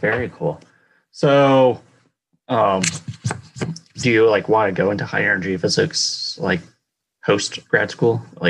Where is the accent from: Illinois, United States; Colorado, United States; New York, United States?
Colorado, United States; moved away; I was from Colorado.